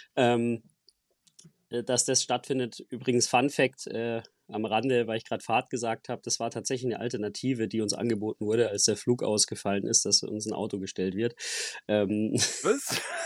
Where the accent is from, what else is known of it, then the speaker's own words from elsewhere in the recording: Germany; bei uns in Deutschland